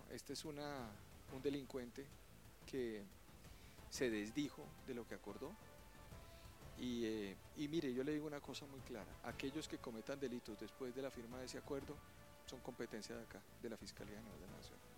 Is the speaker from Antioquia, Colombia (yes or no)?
no; Bogotá, Bogotá Capital District, Colombia; Yo soy de acá de Bogotá. O sea, Rolo. Rolo casado con una paisa.